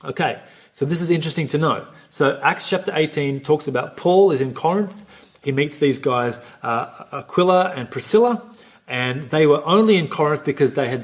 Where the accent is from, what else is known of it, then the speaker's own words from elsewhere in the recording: Coffs Harbour, New South Wales, Australia; also born or lived in Sydney; I grew up here for the vast majority of my life, went to high school here.